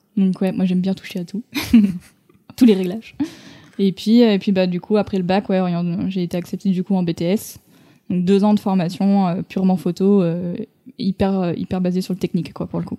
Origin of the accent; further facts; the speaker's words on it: Lyon, Auvergne-Rhône-Alpes, France; also born or lived in Toulouse; je suis originaire de Lyon